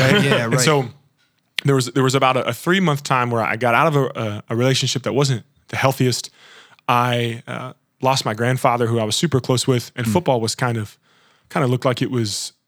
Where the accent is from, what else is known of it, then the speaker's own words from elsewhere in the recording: Kentucky, United States; moved away as an adult; also born or lived in Boston; I grew up in Kentucky my whole life, and just needed something new.